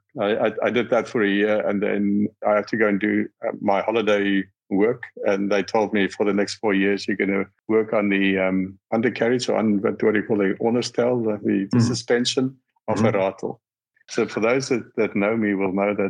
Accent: South Africa; moved away; I was born in South Africa

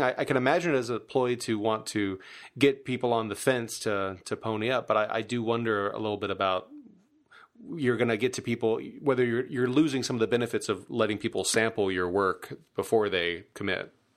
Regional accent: Louisiana, United States; I'm from Louisiana

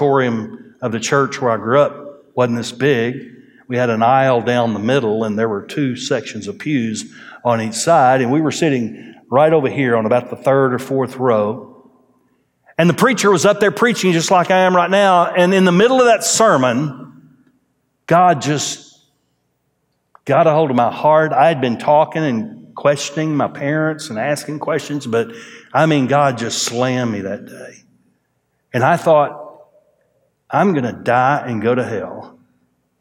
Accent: Groves, Texas, United States; now in Conroe, United States; I was raised in Groves, Texas.

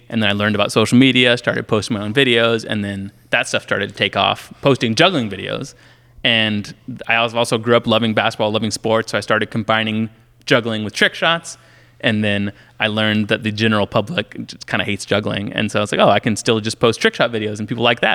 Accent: Illinois, United States; I grew up in Illinois

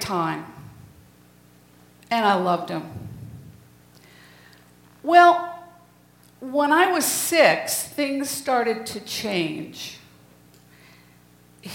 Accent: New England, United States; I was born in 1952 in New England

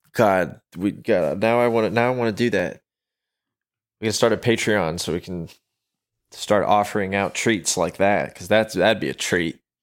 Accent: United States; I am an American

